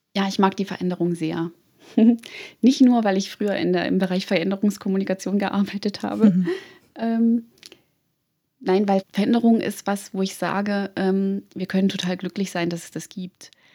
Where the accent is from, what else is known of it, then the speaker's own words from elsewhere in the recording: Thuringia, Germany; now in Munich, Germany; Ich bin gebürtige Thüringerin und lebe in München